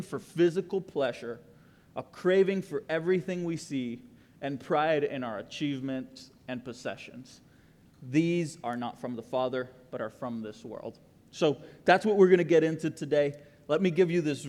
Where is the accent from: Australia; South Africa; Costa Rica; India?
Costa Rica; now in Texas, United States; I am the guy from Costa Rica that moved to Texas